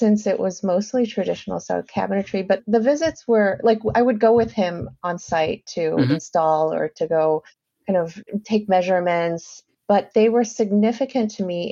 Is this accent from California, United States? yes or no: yes; Los Angeles, California, United States; also born or lived in New Zealand; now in New York City, United States; So we grew up in the suburbs of LA. We moved to the US from New Zealand